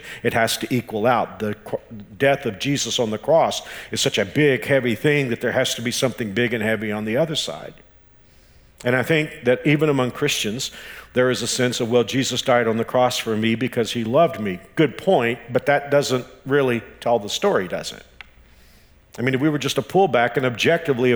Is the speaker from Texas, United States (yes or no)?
yes; Texas, United States; now in Wichita, United States; I'm from Texas.